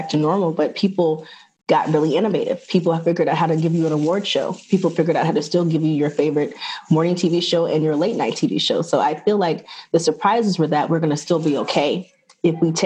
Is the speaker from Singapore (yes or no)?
no; Atlanta, Georgia, United States; moved away as an adult; also born or lived in New York / Los Angeles; I'm from Atlanta